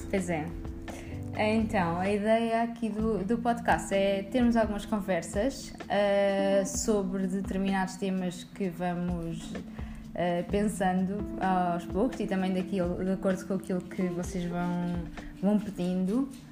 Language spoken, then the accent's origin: Portuguese; Coimbra, Centro, Portugal; moved away as an adult; also born or lived in Évora; now in Lisbon, Portugal; nasci em Évora e depois fui viver para Coimbra. Eu ah, vivi em Coimbra durante toda a minha adolescência